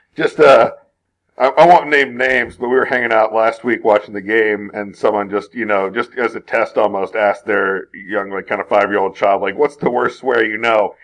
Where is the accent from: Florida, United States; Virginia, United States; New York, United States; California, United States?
Virginia, United States; now in Kansas, United States; growing up in Virginia